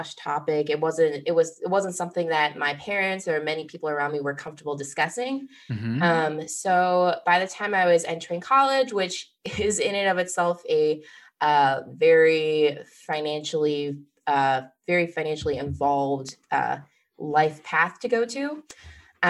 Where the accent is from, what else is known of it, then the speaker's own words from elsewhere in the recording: Midwest, United States; moved away as an adult; now in Boston, United States; I grew up originally in the Midwest